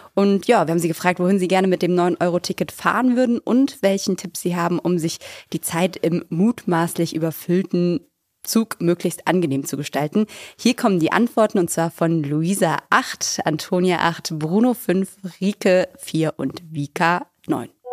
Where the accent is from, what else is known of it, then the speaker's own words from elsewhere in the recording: Bingen am Rhein, Rhineland-Palatinate, Germany; now in Berlin, Germany; Nach Hause zu mir nach Bingen